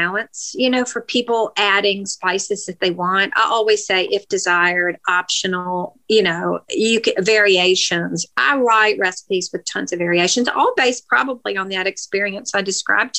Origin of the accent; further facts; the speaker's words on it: Nashville, Tennessee, United States; I grew up in Nashville and I interned for the Banner back then